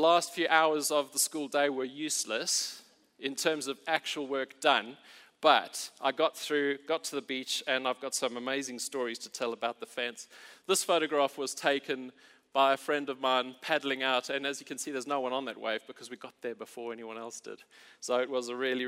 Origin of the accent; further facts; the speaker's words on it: Port Elizabeth, Eastern Cape, South Africa; moved away; I grew up in Port Elizabeth